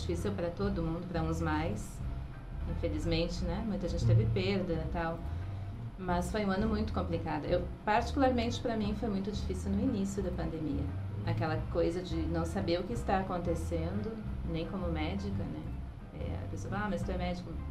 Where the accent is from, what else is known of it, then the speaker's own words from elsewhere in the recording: Porto Alegre, Rio Grande do Sul, Brazil; moved away as an adult; also born or lived in interior of São Paulo; venho de uma cidade, venho de, sou de Porto Alegre.